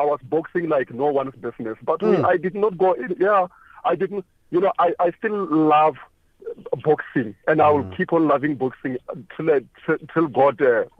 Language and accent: English; South Africa; as a South African